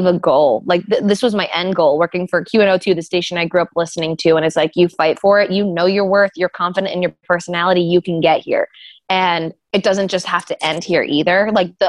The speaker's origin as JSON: {"language": "English", "region": "New Jersey", "country": "United States", "moved": "yes", "lives_now": "Philadelphia, United States", "said": "I'm like a South Jersey girl. Philly's always been my city"}